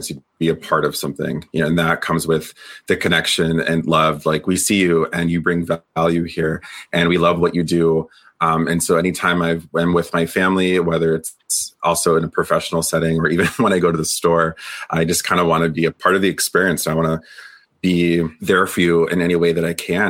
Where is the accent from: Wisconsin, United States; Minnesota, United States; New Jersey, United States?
Wisconsin, United States; I'm from Wisconsin